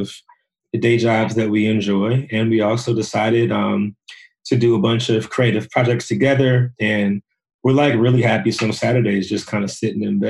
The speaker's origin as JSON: {"language": "English", "town": "Woodbridge", "region": "Virginia", "country": "United States", "said": "I'm from Woodbridge, Virginia, which is like an hour south of DC"}